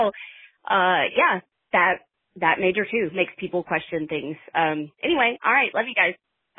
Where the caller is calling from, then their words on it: Fayetteville, Arkansas, United States; Hi, y'all. … I'm calling from Fayetteville, Arkansas.